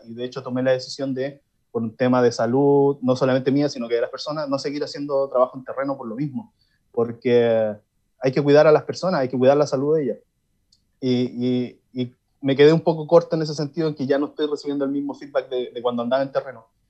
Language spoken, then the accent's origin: Spanish; Villa Alemana, Valparaíso, Chile; yo soy de Villa Alemana